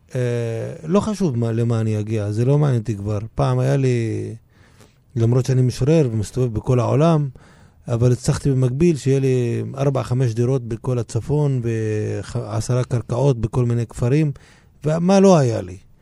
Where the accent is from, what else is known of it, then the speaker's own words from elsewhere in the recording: Israel; אני ישראלי מצד אחד מבחינה אזרחית, ומצד שני מבחינה תרבותית פלסטיני לכל דבר